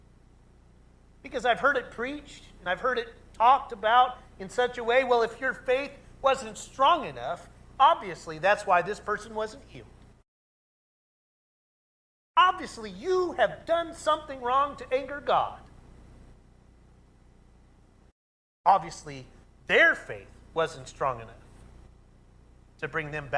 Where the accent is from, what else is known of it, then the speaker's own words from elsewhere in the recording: Oklahoma, United States; I grew up in Oklahoma